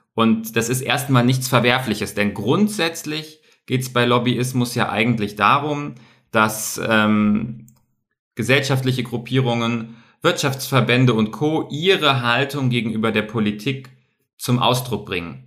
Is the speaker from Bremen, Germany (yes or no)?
no; Bavaria, Germany; Bei uns in Bayern